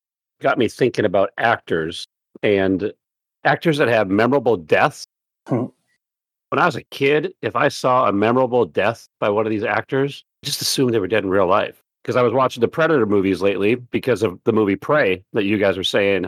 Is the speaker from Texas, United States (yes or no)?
no; Minnesota, United States; As a Minnesotan